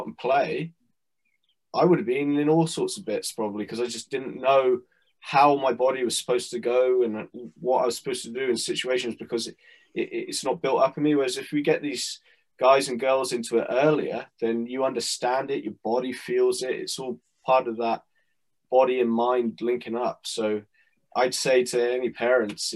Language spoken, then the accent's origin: English; Canada; I grew up playing in Canada